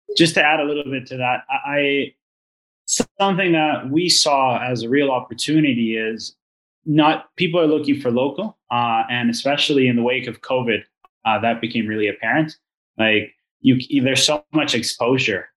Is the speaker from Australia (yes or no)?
no; Venezuela; now in Canada; I'm originally from Venezuela. Uh, so I came to Canada in 2014